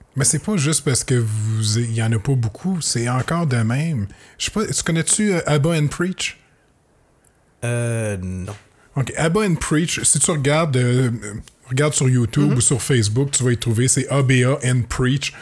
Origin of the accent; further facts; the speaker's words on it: Saint-Jean-sur-Richelieu, Quebec, Canada; je viens de Saint-Jean-sur-Richelieu, c'est carrément différent